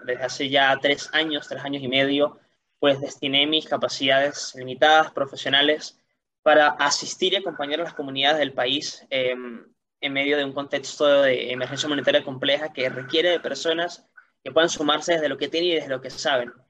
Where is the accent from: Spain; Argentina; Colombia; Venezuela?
Venezuela; como niño venezolano, como adolescente